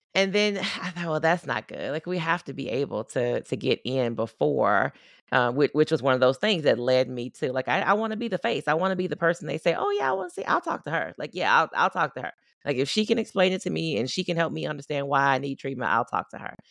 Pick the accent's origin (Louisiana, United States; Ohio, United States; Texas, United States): Louisiana, United States; Baton Rouge; moved away as an adult; also born or lived in Tulsa, Oklahoma; now in Oklahoma, United States; I grew up in Louisiana. I live in Oklahoma